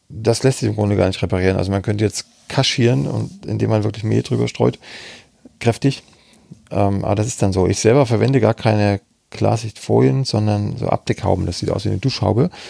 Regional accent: Saxony, Germany; Ich bin jetzt aus Sachsen, ob, ob man da noch Klitsch sagt

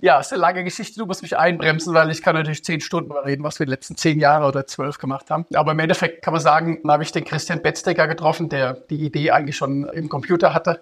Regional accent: Rüsselsheim, Hesse, Germany; moved away as an adult; also born or lived in United States / Zurich; now in Vienna, Austria; Ich bin aus Rüsselsheim, aus Deutschland. Da bin ich geboren, hab dort, bin dort aufgewachsen

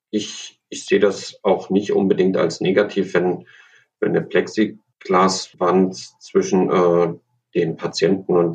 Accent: Thuringia, Germany; born there; Ich bin in Thüringen geboren und ich mag einfach die Original Thüringer Rostbratwurst.

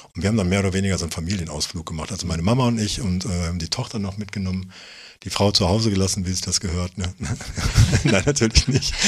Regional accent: Germany; ich bin halt auch Deutscher

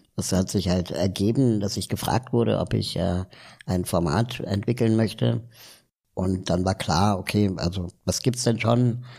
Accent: Berlin, Germany; also born or lived in South America / Peru; ich bin zwar in Berlin aufgewachsen

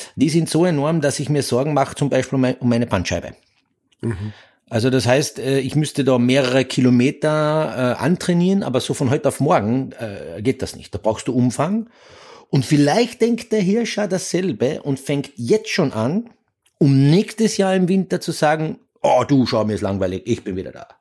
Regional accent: Austria; als Österreicher

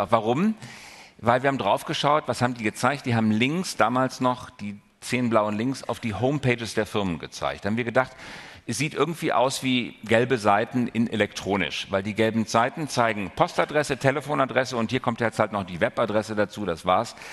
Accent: North Rhine-Westphalia, Germany; ich darf das sagen, ich komme aus dem Ruhrgebiet

